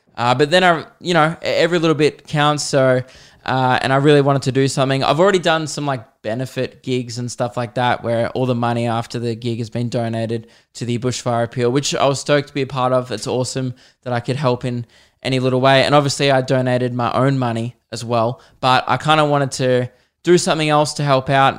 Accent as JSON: {"language": "English", "country": "Australia", "said": "being Australian"}